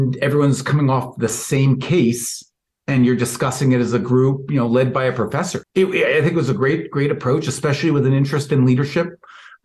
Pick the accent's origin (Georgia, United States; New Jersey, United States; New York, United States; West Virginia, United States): New York, United States; New York City; moved away as an adult; now in Milwaukee, United States; I grew up in New York City